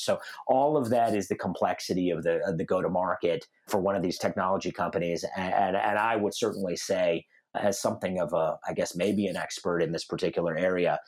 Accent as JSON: {"language": "English", "town": "Denver", "region": "Colorado", "country": "United States", "tie": "born or raised there", "also_born_or_lived": "North Carolina / Seattle", "said": "I grew up in Denver, Colorado, which is where I'm talking to you guys from um, today"}